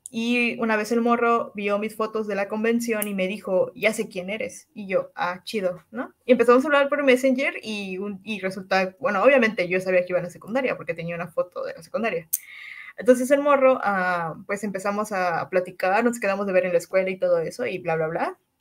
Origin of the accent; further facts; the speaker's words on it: Cancún, Quintana Roo, Mexico; soy de Cancún, eh, nací un 5 de abril